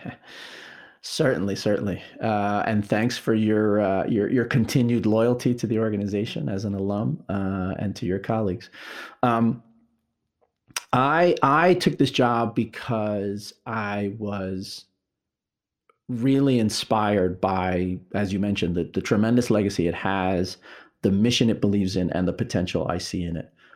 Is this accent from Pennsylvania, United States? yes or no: no; New York, United States; I am originally a New Yorker, born and raised in New York